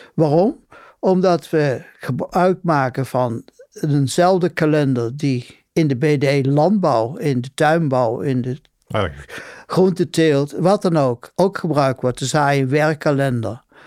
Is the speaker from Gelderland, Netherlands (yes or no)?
yes; Betuwe, Gelderland, Netherlands; moved away; ik kom uit de Betuwe